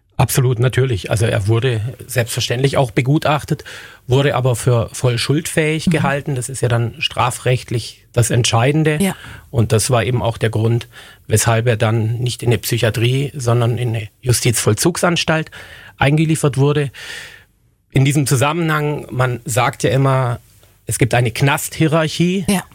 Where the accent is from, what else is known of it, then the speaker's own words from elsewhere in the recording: Germany; uns in Deutschland